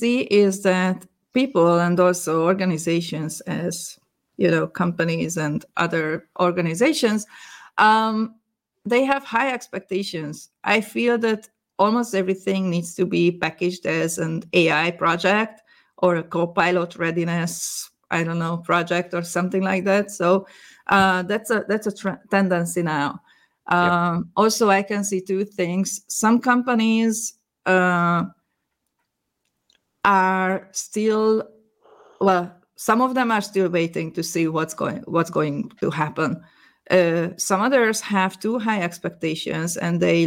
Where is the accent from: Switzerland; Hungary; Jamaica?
Hungary; moved away as an adult; now in Netherlands; Originally, I'm from Hungary